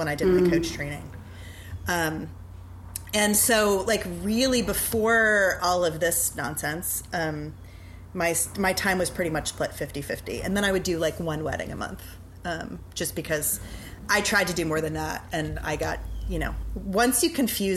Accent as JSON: {"language": "English", "town": "New Orleans", "region": "Louisiana", "country": "United States", "tie": "born or raised there", "also_born_or_lived": "Chicago", "said": "I grew up in New Orleans. I went away for college, But other than that, I have lived here since I was two"}